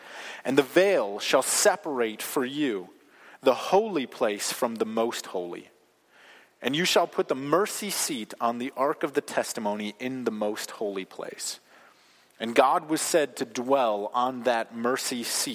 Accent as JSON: {"language": "English", "country": "United States", "said": "as American Christians"}